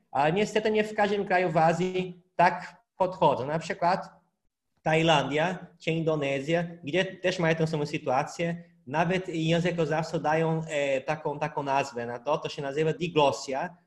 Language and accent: Polish; Brazil; Polish is a second language; now in Poland; u nas w Brazylii